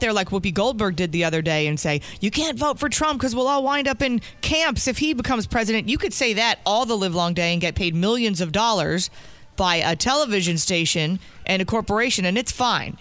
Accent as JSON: {"language": "English", "region": "New Jersey", "country": "United States", "said": "I'm from Jersey"}